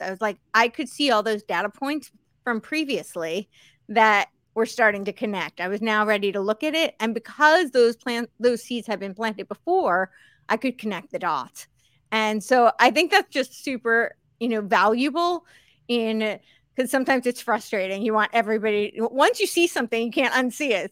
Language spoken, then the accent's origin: English; Northeast, United States; also born or lived in Santa Monica, California; now in Tennessee, United States; I grew up on the East Coast, so the Northeast